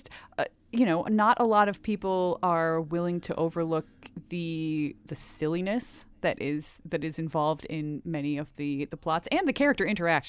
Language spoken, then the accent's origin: English; United States; I mean, there were a lot of miniseries when I was growing up in the United States.